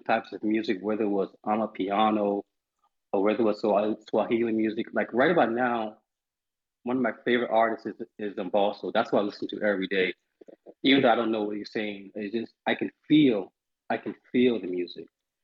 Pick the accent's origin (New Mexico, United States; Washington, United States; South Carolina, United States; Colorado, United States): South Carolina, United States; Charleston; something that kind of originated in the South, which is where I'm from. I'm from Charleston, South Carolina.